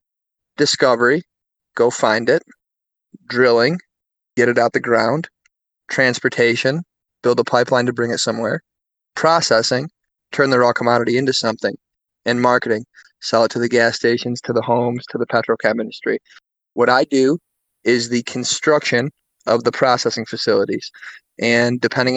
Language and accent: English; Syracuse, New York, United States; moved away; around the Syracuse area